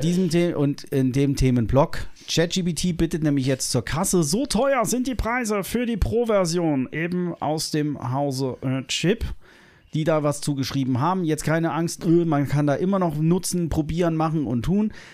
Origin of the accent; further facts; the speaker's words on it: Germany; wir uns als äh, Deutsche